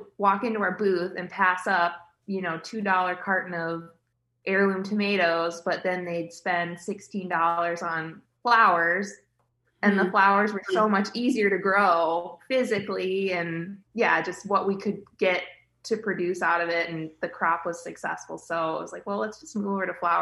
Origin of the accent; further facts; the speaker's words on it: Chicago suburbs, Illinois, United States; now in Iowa, United States; I grew up in the Chicago suburbs